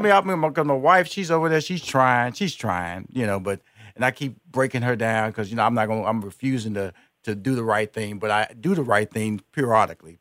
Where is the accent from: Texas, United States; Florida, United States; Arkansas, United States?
Texas, United States; Houston; Houston is my uh, where I was born and raised.